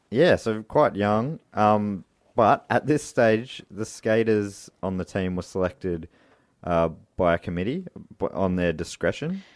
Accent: Australia; our country, Australia

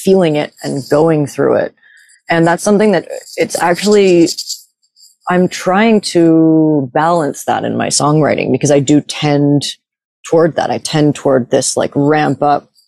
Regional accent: New York, United States; moved away; I grew up partially in New York

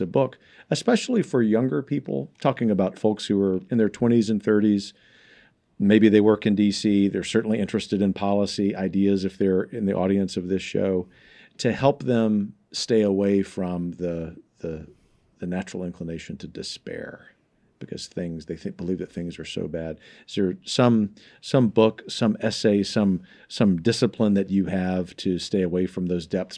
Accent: Gulf Coast, United States; growing up on the Gulf Coast where I've seen the, the, the bayou in my home city flow backwards during hurricane

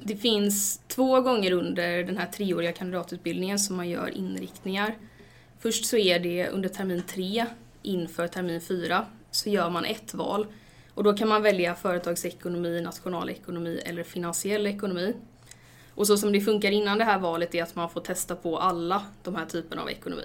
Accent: Stenungsund, Västra Götaland, Sweden; moved away as an adult; now in Gothenburg, Sweden; jag kommer från Stenungsund, inte jättelångt från Göteborg

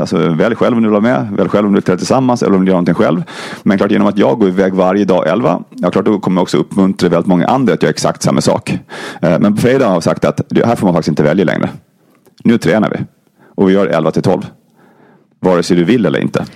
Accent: Gotland, Sweden; Jag kommer från Gotland som ni kanske hör

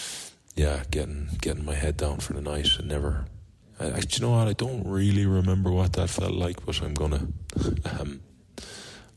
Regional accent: Galway, Connacht, Ireland; that great city, my hometown

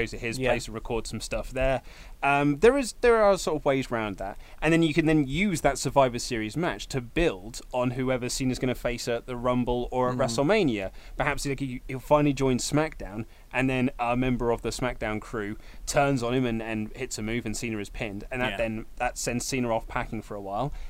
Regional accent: United Kingdom; we are British

